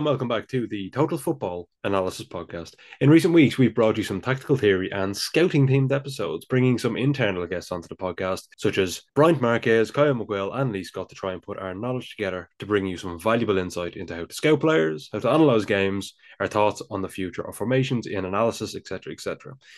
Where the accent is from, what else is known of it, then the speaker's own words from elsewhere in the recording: Ireland; I'm clearly from the Republic of Ireland